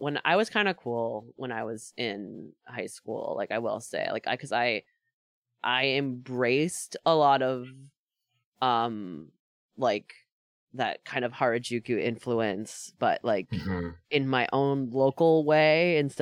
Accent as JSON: {"language": "English", "area": "Dutchess County", "region": "New York", "country": "United States", "tie": "born or raised there", "moved": "as an adult", "lives_now": "Queens, New York City, United States", "said": "growing up in Dutchess County instead of growing up in the city."}